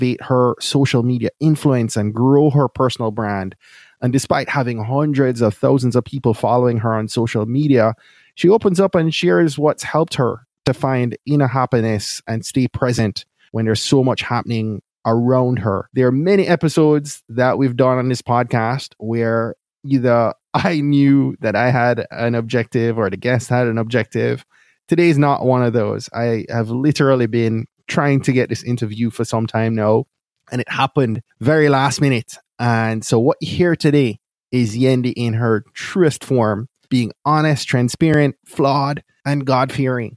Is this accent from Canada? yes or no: no; Jamaica; we were both born and raised in Jamaica